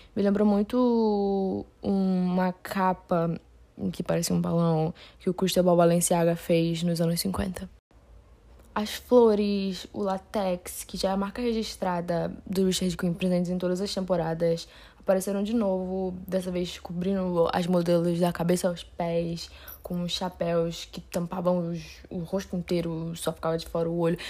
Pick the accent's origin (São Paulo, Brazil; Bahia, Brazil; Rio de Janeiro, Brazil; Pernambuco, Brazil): Rio de Janeiro, Brazil; eu não sou paulista, eu sou do Rio de Janeiro